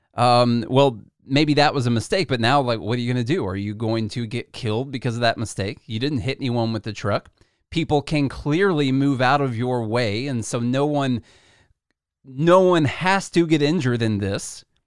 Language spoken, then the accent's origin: English; Nashville, Tennessee, United States; born or raised there